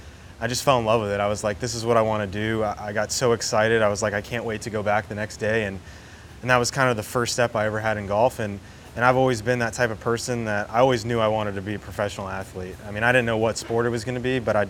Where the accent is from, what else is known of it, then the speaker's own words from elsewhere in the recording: Key Biscayne, Florida, United States; also born or lived in Plantation, Florida / Jupiter, Florida; Born in Plantation. Lived there for a couple years, then moved down to Key Biscayne, down in Miami. Lived in Key Biscayne for the first 12, 13 years of my life, and then moved up to Jupiter